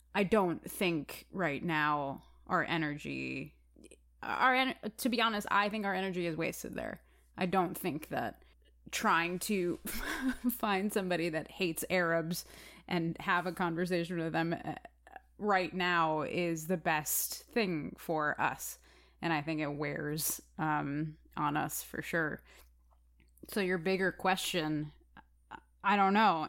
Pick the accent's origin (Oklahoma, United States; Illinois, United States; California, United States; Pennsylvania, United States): Illinois, United States; Chicago; I am a actor, musician, activist from the city of Chicago